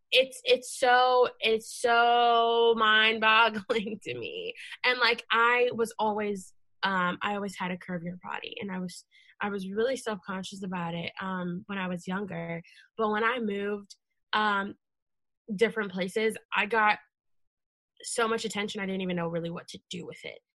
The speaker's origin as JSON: {"language": "English", "town": "Leesburg", "region": "Virginia", "country": "United States", "tie": "born or raised there", "said": "I grew up in in Loudoun County in Leesburg"}